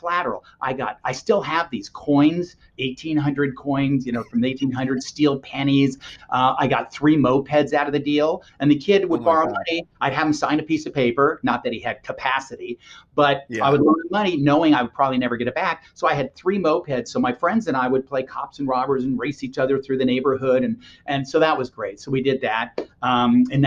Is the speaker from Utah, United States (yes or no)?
no; Los Angeles, California, United States; I grew up in Los Angeles.